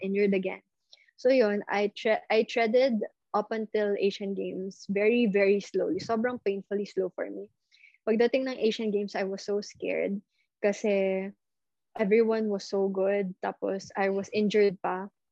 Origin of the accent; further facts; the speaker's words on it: Philippines; I never grew up in China. I never grew up in the States. I grew up here